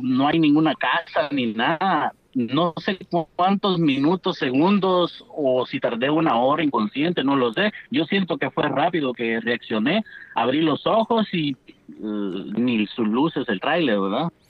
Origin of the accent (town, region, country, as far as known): Asunción Mita, Jutiapa, Guatemala; born or raised there